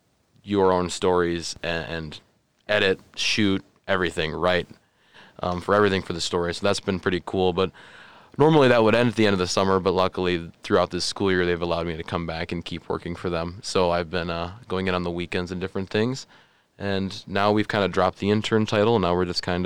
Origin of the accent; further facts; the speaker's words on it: Colman, South Dakota, United States; I'm from Coleman, South Dakota, which is just about half an hour south of Brookings.